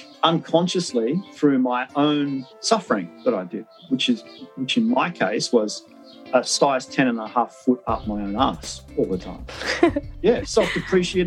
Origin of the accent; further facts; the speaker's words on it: Wollongong, New South Wales, Australia; I grew up in Wollongong, which is an industrial town